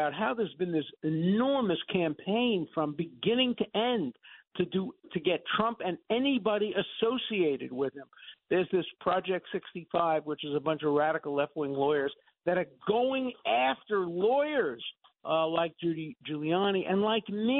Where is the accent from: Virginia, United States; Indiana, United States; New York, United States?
New York, United States; New York City; growing up in Brooklyn